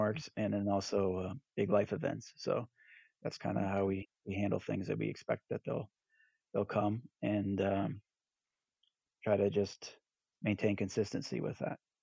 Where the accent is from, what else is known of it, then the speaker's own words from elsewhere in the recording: Southern California, United States; moved away as an adult; also born or lived in Texas; now in East Texas, United States; I'm originally from Southern California and relocated to Texas in 2011